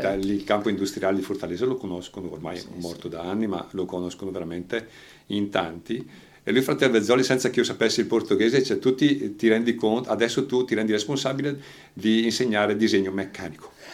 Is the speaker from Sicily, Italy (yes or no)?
no; Franciacorta, Lombardy, Italy; moved away as an adult; sono di Palermo Franciacorta lo stesso paese di Lieta